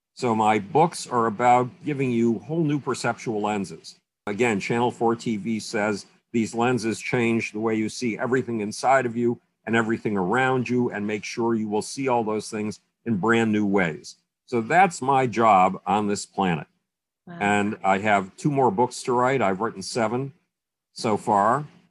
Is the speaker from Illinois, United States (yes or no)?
no; Buffalo, New York, United States; moved away; my hometown of Buffalo